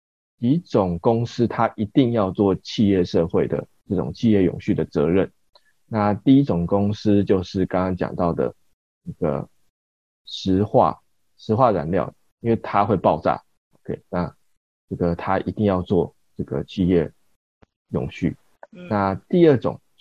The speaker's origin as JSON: {"language": "Chinese", "region": "Kaohsiung", "country": "Taiwan", "tie": "born or raised there", "said": "因为高雄是一个。是我们的长大的地方，"}